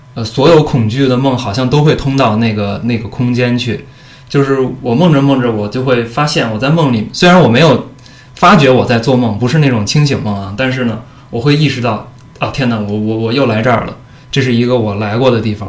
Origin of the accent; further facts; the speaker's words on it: Beijing, China; 我小时候住的那个是在，就是北京那个，北京站，呃，附近，朝，朝内南小街的一个胡同里面的一个部队的小院儿里面